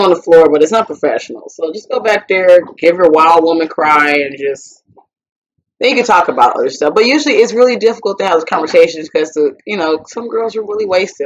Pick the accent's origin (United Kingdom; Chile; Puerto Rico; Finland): Puerto Rico; I was born in Puerto Rico